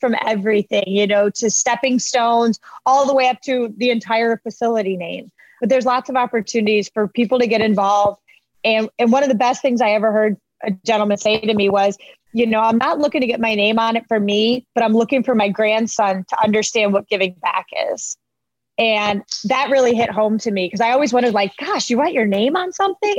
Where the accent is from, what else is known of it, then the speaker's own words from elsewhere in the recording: Lantana, Florida, United States; I grew up in Palm Beach County. I grew up in Lantana, actually